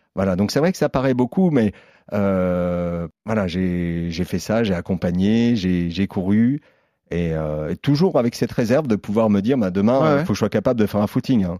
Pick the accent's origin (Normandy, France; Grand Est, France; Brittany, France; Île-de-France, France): Grand Est, France; Lorraine, near Vittel; je viens de Lorraine, euh, de Vitel. D'accord. Juste à côté de, de Vitel